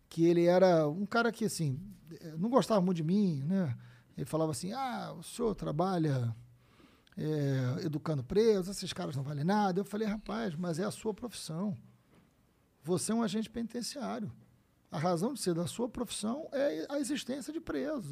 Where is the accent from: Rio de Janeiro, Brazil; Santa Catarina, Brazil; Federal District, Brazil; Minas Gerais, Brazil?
Rio de Janeiro, Brazil; Niterói; nasci em Niterói, São Gonçalo ali